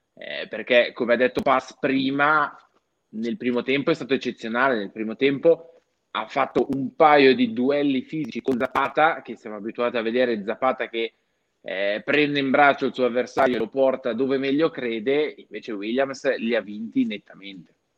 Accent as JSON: {"language": "Italian", "country": "Switzerland", "said": "sono svizzero, vengo da un piccolo comune"}